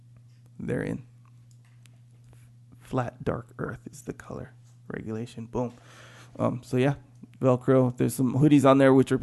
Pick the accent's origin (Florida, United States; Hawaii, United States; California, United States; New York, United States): Hawaii, United States; Kauai; now in San Diego, United States; I'm from Kauai.